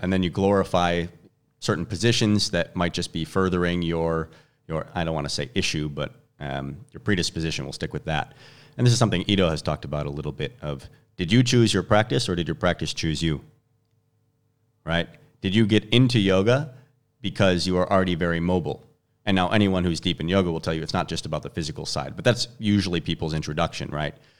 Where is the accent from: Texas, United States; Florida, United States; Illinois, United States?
Illinois, United States; Chicago; moved away as an adult; I'm from Chicago originally